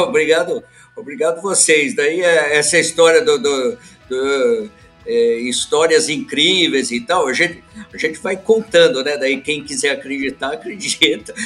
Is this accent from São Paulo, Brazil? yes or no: yes; São Paulo, Brazil; moved away as an adult; also born or lived in London; Eu sou, eu sou paulistano